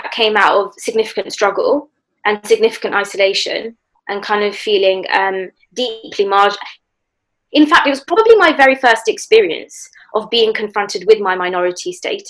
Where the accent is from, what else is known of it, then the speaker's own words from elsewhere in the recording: London, United Kingdom; having been born and raised in London for the majority of my life.